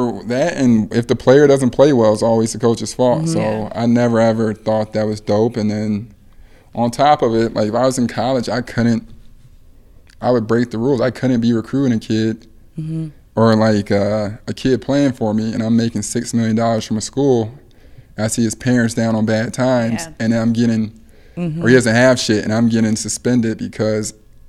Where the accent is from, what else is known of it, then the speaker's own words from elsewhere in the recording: Ohio, United States; we don't give a damn about the whole state of Michigan because we're from Ohio.